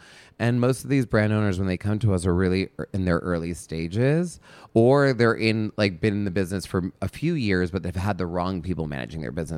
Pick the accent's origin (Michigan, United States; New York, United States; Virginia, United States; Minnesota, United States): New York, United States; now in Los Angeles, United States; I didn't want to leave New York. I was an East Coaster. I'm a New Yorker at heart.